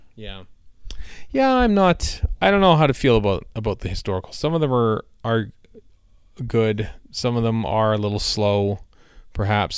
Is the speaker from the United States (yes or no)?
no; Canada; as a Canadian